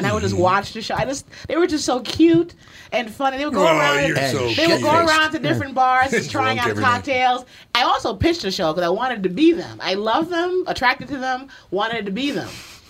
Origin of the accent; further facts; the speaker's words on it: Bronx, New York, United States; also born or lived in Los Angeles; I'm from the Bronx. I just moved back.